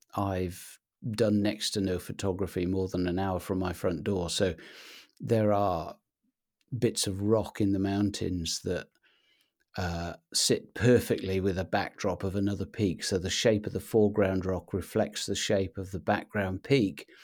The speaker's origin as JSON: {"language": "English", "region": "Wales", "country": "United Kingdom", "tie": "born or raised there", "moved": "yes", "lives_now": "Anglesey, United Kingdom", "said": "I grew up in Mid-Wales, uh, in a, a tiny little market town"}